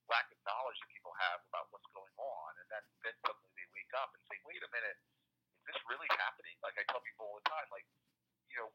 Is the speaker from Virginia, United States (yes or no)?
no; New Jersey, United States; So I'm a Democrat from Jersey, but I passed legislation with Ted Cruz